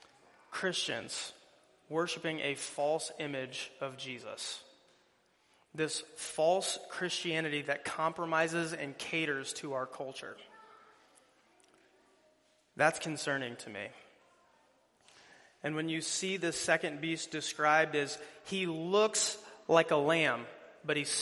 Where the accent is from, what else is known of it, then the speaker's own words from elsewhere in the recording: Fort Dodge, Iowa, United States; moved away; I'm originally from the Fort Dodge area